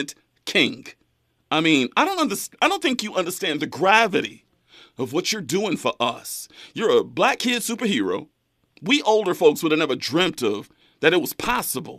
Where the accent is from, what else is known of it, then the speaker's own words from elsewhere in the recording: Central California, United States; moved away; my hometown back up in Central California